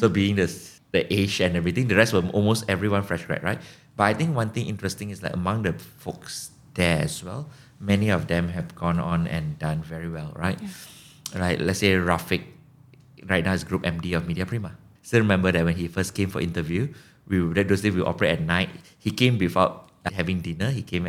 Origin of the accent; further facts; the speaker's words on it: Malaysia; And I mentioned I'm from Malaysia and the person was super hyper and super excited.